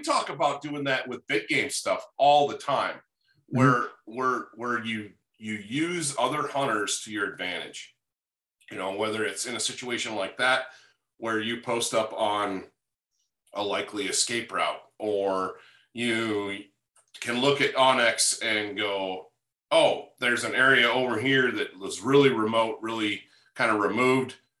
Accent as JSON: {"language": "English", "region": "Upper Peninsula of Michigan", "country": "United States", "tie": "born or raised there", "moved": "as an adult", "lives_now": "Wyoming, United States", "said": "I grew up in the Upper Peninsula of Michigan"}